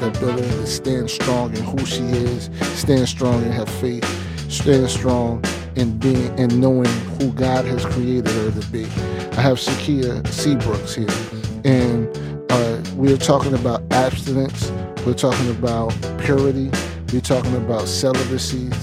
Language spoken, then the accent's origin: English; New Jersey, United States; I'm from Jersey